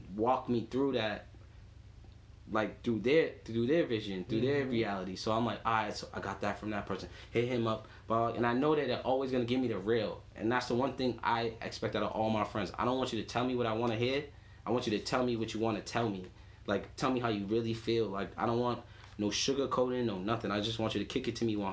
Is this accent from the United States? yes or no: yes; Boston, Massachusetts, United States; I grew up in Dorchester in like grade school and stuff.